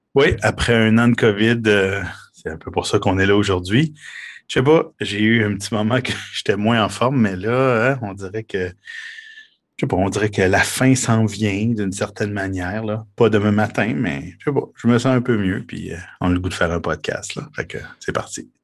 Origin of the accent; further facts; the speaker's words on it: Quebec, Canada; chez nous au Québec